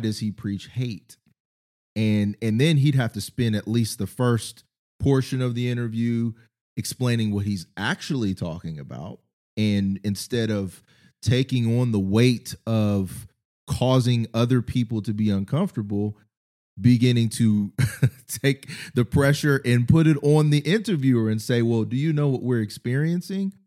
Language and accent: English; Ohio, United States; I grew up in Ohio, Midwest perspective.